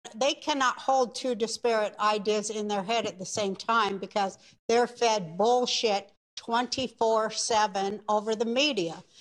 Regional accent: Ukraine; I'm from the Ukraine.

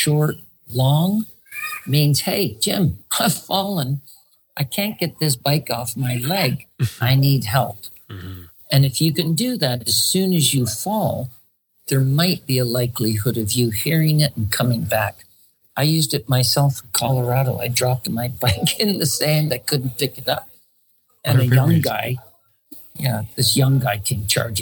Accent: Canada; as a Canadian

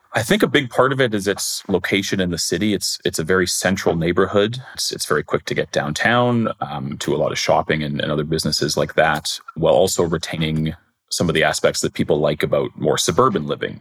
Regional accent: Winnipeg, Manitoba, Canada; I grew up in Crescentwood and everybody assumed it, it was River Heights, but it's not, it's Crescentwood.

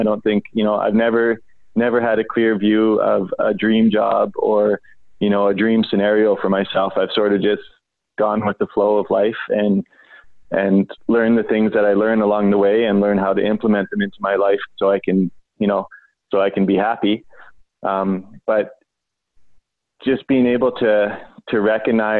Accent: Vancouver, British Columbia, Canada; I grew up in East Vancouver, in one of the, rougher neighborhoods in the city.

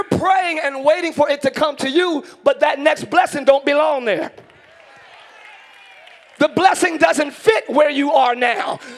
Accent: New Jersey, United States; now in Orlando, United States; I'm from up north. I'm from Jersey.

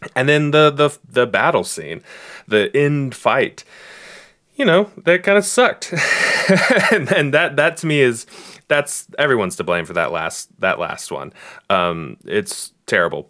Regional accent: Bella Vista, Arkansas, United States; I was in the single wide area of Bella Vista

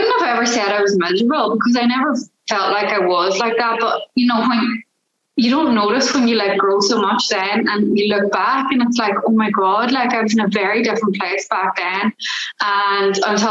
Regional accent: Ireland; I'm from Ireland, and I am an accountability coach

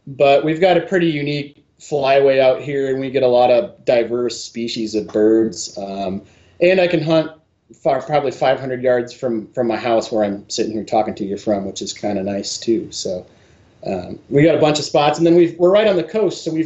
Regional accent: Michigan, United States; moved away as an adult; also born or lived in Bellingham, Washington / Colorado; now in Western Washington, United States; I grew up in Michigan, fishing and bird hunting mostly.

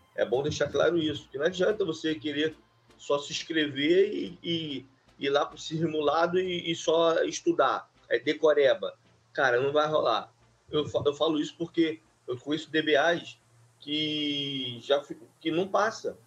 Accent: Duque de Caxias, Rio de Janeiro, Brazil; eu sou do Rio de Janeiro, né? É, município do de Caxias

